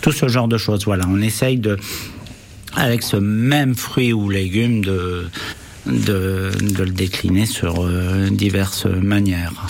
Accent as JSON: {"language": "French", "region": "Brittany", "country": "France", "tie": "born or raised there", "also_born_or_lived": "Berry", "moved": "yes", "lives_now": "Issoudun, France", "said": "je suis né en Bretagne"}